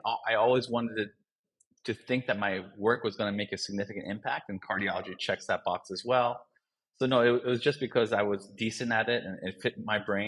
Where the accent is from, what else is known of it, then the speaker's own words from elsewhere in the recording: Northern Virginia / D.C. region, United States; I grew up in the Northern Virginia area and the D.C., region